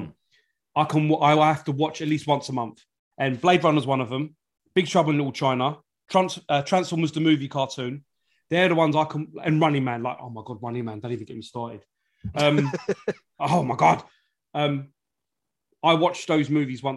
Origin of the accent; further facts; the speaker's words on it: London, United Kingdom; I'm from North London, Islington